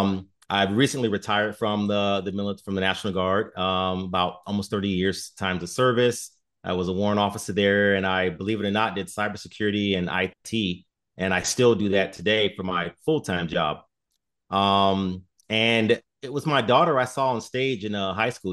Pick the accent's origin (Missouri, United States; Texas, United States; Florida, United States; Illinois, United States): Illinois, United States; Chicago; moved away as an adult; now in Sioux Falls, United States; I'm originally from Chicago